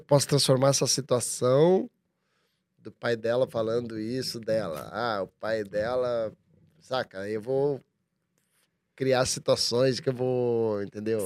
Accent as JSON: {"language": "Portuguese", "town": "Curitiba", "region": "Paraná", "country": "Brazil", "tie": "born or raised there", "moved": "yes", "lives_now": "São Paulo, Brazil", "said": "sou de Curitiba"}